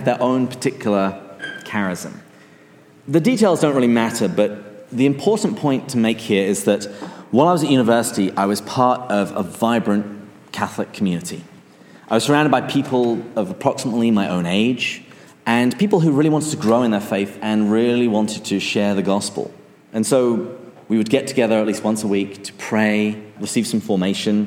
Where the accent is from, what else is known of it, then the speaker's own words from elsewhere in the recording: England, United Kingdom; moved away; where I came from other than just England